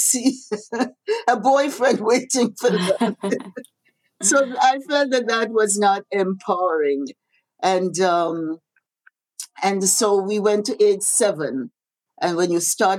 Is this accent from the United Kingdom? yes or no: no; Grenada; now in Canada; when I was growing up in Happy Hill